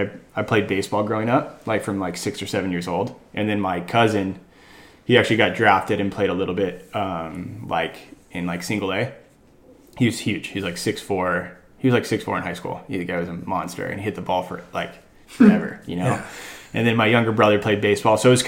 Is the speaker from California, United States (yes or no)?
yes; Los Angeles, California, United States; I grew up in LA, so I grew up in Westchester